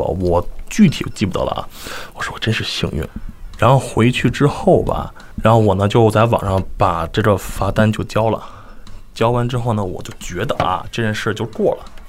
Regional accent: China; now in United States; 我我从中国来的。

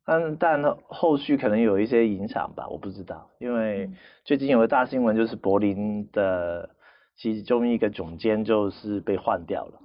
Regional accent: Macau; 但是在澳门，因为我在那边土生土长嘛，其实嗯。只有几年时间不在

